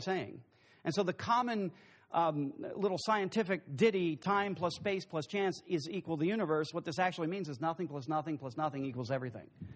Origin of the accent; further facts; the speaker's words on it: United States; I'm from Brooks County